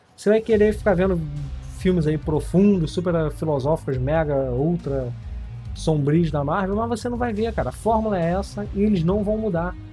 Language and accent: Portuguese; Rio de Janeiro, Brazil; eu sou do Rio